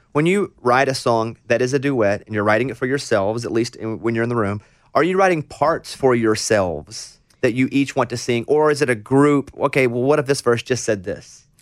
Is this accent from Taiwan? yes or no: no; Mountain Pine, Arkansas, United States; born or raised there